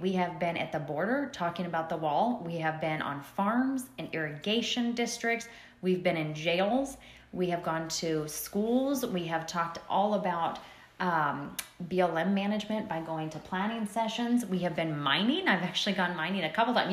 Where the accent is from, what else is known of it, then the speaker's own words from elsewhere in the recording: Prescott Valley, Arizona, United States; moved away as an adult; now in Bullhead City, United States; I was originally born and raised in Prescott Valley, and if the listeners are familiar with it, it's in Yavapai County